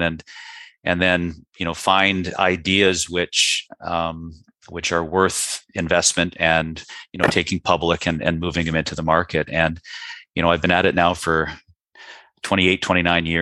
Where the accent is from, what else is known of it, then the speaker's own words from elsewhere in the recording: Vancouver, British Columbia, Canada; moved away; being born and raised in Vancouver, Canada